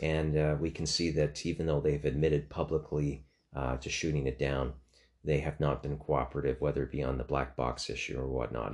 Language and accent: English; Canada